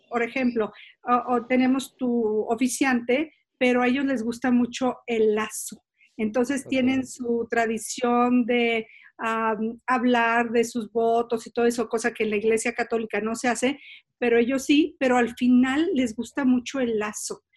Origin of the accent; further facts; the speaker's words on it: San Miguel de Allende, Guanajuato, Mexico; moved away as an adult; decidí que quería regresar a San Miguel Allende, donde es mi pueblo